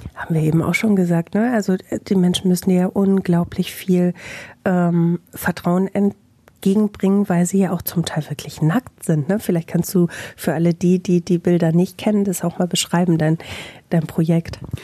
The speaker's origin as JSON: {"language": "German", "town": "Bielefeld", "region": "North Rhine-Westphalia", "country": "Germany"}